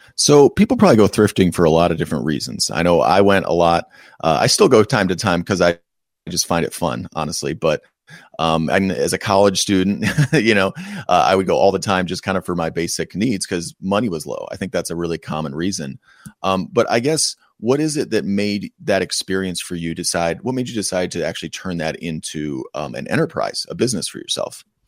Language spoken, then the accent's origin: English; Western New York, United States; moved away; I grew up in an extremely rural part of Western New York.